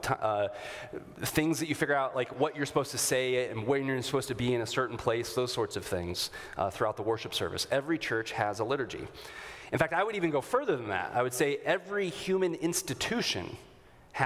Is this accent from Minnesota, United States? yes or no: yes; Minnesota, United States; a good Minnesotan